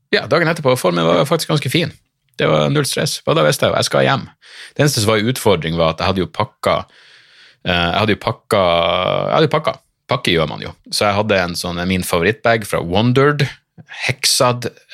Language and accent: Norwegian; Narvik, Nordland, Norway; also born or lived in Bodø; Jeg bare Narvik